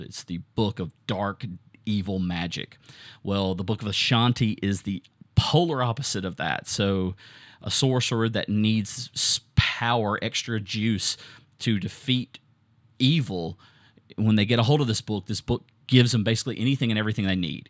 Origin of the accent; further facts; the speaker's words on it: Southern, United States; accent: Southern; my Southern accent